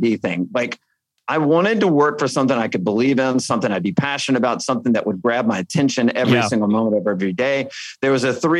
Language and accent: English; Alabama, United States; I grew up in Alabama